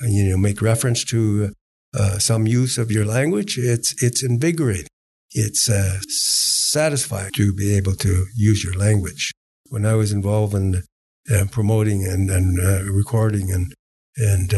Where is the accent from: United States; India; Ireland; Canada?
Canada; Dawson City, Yukon; first language Hän; English is a second language; also born or lived in Moosehide; I was born and raised in Dawson City. And my early formative years was in the village of Mooside, 3 miles below Dawson City.